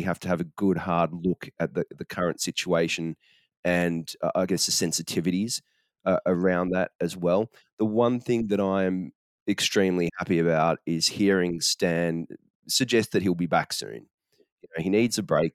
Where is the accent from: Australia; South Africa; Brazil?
Australia; also born or lived in Singapore; as a Singaporean growing up in Australia in the 80s and 90s